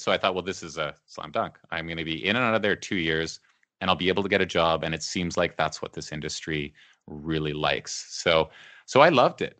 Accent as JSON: {"language": "English", "town": "Beaumont", "region": "Alberta", "country": "Canada", "tie": "born or raised there", "also_born_or_lived": "Edmonton", "said": "I grew up there. I mean, I was there from the time I was a little kid. I, I was born in Edmonton, just in the south part of Edmonton, but we moved to Beaumont when I was maybe four years old"}